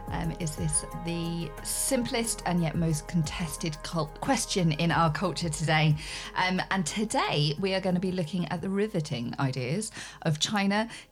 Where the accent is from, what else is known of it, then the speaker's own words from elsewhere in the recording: South West England, United Kingdom; And I grew up in Dorset with a lot of farmers.